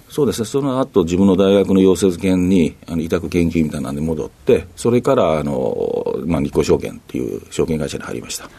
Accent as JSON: {"language": "Japanese", "region": "Ehime", "country": "Japan", "tie": "born or raised there", "also_born_or_lived": "Osaka", "moved": "yes", "said": "愛媛県です"}